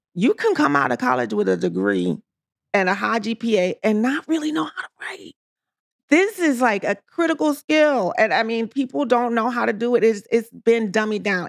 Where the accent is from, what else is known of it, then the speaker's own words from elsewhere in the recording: New York City, New York, United States; also born or lived in Washington, D.C.; I came to the States when I was three years old. I grew up in New York City in the projects